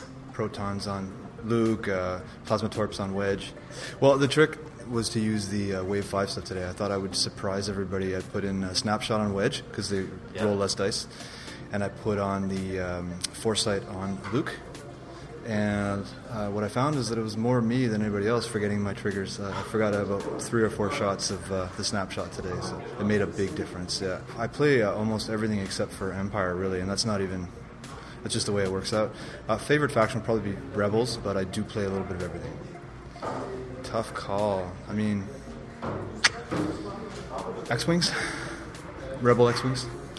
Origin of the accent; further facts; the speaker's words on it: Montreal, Quebec, Canada; now in Ottawa, Canada; I'm originally from Montreal, but I live in Ottawa now, and I've been playing X-Wing for about 2 years.